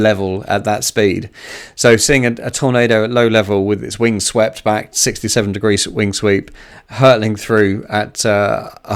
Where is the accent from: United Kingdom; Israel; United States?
United Kingdom; as a Brit